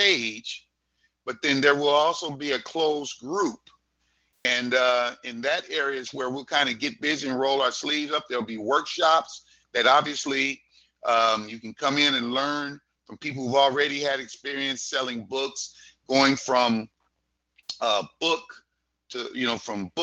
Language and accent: English; Los Angeles, California, United States; I grew up in Hollywood